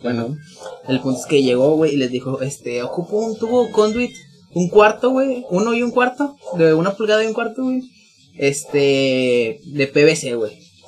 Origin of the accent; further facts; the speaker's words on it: northern Mexico, Mexico; accent: norteño; mi acento norteño